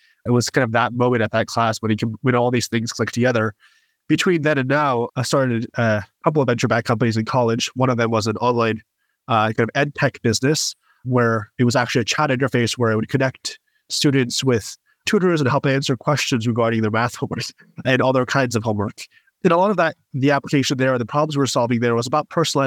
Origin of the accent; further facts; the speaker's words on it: Westchester, New York, United States; I grew up in Westchester, New York